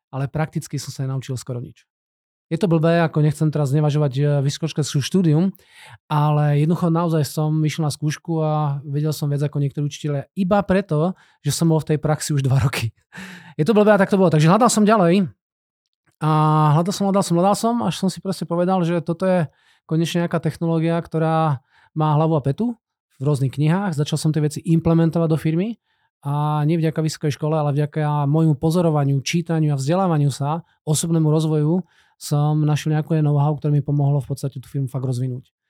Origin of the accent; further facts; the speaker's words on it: Banská Bystrica, Banská Bystrica Region, Slovakia; also born or lived in Brno; now in Czechia; ja som rodinný Brňák, aj keď hovorím slovenské, ale fakt som rodinný Brňák. Vyrastol som v Banskej Bystrici.